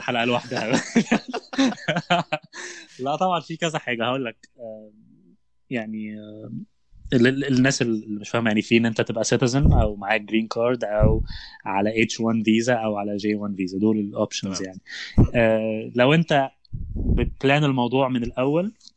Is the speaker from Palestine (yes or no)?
no; Egypt; moved away as an adult; now in United States; مش موجوده عندنا في مصر